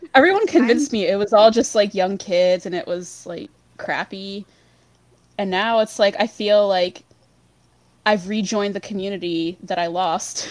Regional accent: Pennsylvania, United States; I'm from the Northeast. I'm from Pennsylvania, so I like grew up in the Jersey scene mostly

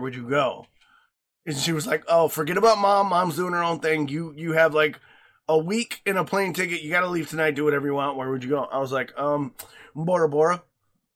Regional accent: Lake Michigan, Midwest, United States; I grew up swimming in Lake Michigan

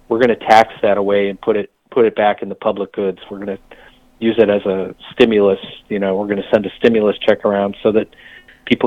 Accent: Michigan, United States; I grew up in Michigan

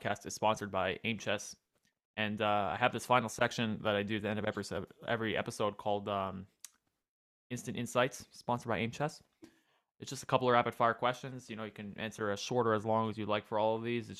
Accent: United States; as an American

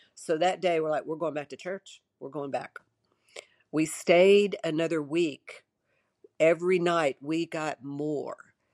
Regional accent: Shreveport, Louisiana, United States; I grew up in Shreveport, Louisiana

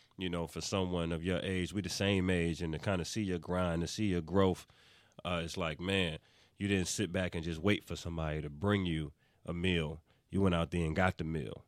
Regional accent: New York, United States; I'm from New York

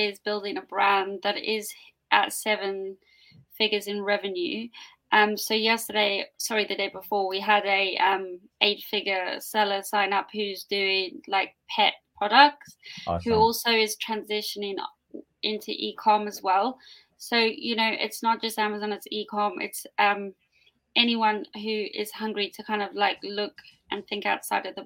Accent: South Africa; I was born in South Africa

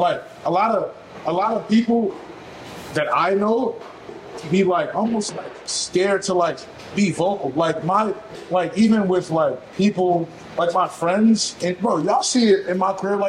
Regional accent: Nigeria; I have a white boss and I'm black and I'm Nigerian and I have braids.

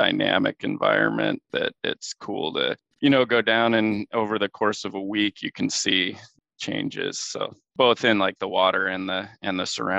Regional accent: Livingston, Montana, United States; now in Svalbard, Norway; where I grew up in Livingston, Montana. I grew up like 5-minute walk from the Yellowstone River

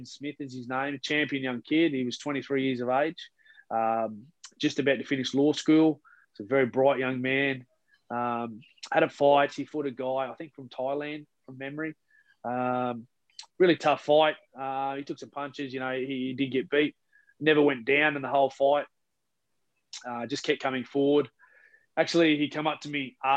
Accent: Toowoomba, Queensland, Australia; moved away; also born or lived in England; back in my hometown

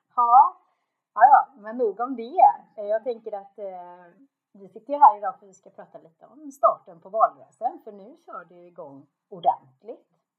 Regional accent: Lysekil, Västra Götaland, Sweden; Så var vi nere i Långvik i Lysekil, där jag kommer ifrån

